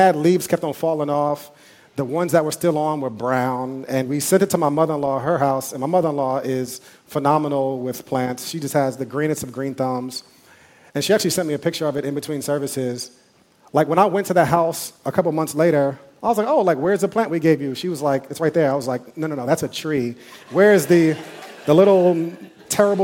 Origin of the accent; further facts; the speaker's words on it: New York City, New York, United States; I grew up eating mangoes on Fordham Road